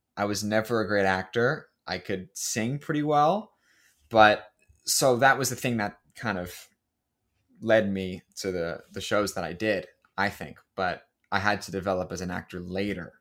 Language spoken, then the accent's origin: English; Pennsylvania, United States; moved away; the local middle school back where I grew up outside of Pennsylvania